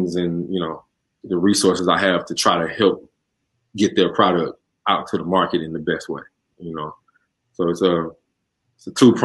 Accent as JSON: {"language": "English", "town": "Houston", "region": "Texas", "country": "United States", "said": "I'm from the South Side"}